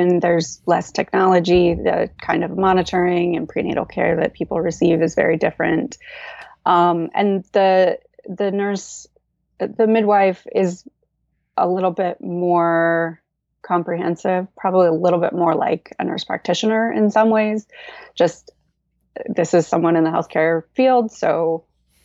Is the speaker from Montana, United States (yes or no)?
yes; Montana, United States; moved away as an adult; also born or lived in Maryland / Washington, D.C. / Madagascar; now in California, United States; But I'm originally from Montana. That's where I was born and raised.